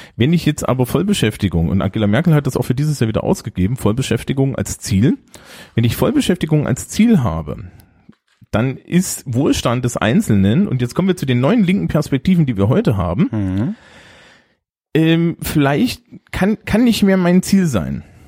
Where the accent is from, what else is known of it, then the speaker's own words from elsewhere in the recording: East Germany, Germany; moved away; also born or lived in Leipzig; ich bin ja nur im Osten aufgewachsen